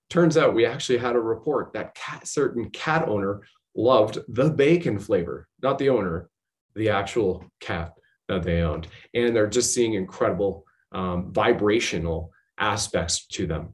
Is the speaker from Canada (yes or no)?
yes; Canada; also born or lived in Ontario; I've served my country at the federal level as a Canadian infantry soldier